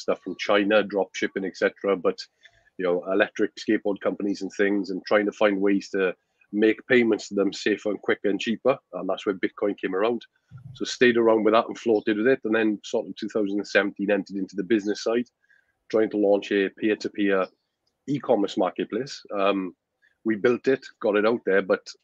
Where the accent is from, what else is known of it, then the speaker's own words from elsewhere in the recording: Wales, United Kingdom; now in Spain; I'm from Wales, a small village in Wales in the UK